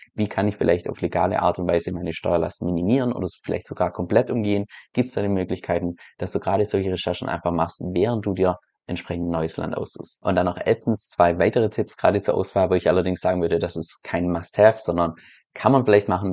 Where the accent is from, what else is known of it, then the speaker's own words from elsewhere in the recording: Germany; als Deutscher innerhalb von Europa